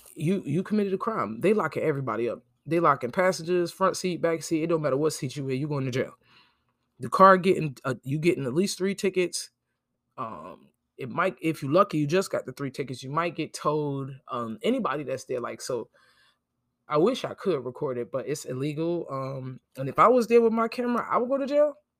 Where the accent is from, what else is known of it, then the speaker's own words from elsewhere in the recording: New Jersey, United States; moved away as an adult; now in Jacksonville, United States; I'm from New York, New Jersey. I grew up there.